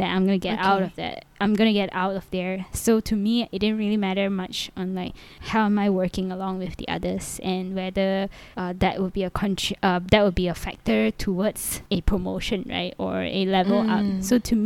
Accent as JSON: {"language": "English", "country": "Malaysia", "moved": "yes", "said": "I'm from Malaysia"}